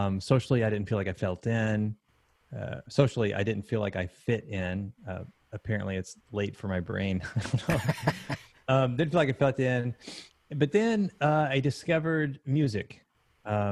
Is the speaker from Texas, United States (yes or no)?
yes; Texas, United States; moved away as an adult; also born or lived in Huntsville, Alabama / Idaho; now in Columbia, United States; Spent about a week in Alabama, maybe 7 years in Idaho, and about 20 years in Texas. And then here I am now in Columbia, South Carolina.